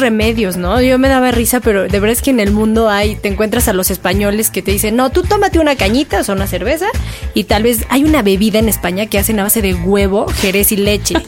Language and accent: Spanish; Mexico; hablamos como mexicanos